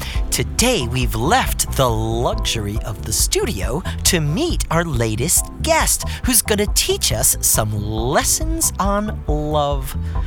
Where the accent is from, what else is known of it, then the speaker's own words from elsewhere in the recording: Long Island, New York, United States; I'm from Long Island.